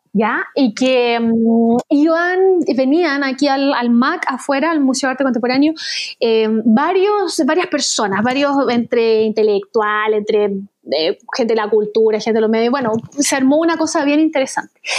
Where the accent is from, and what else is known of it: Chile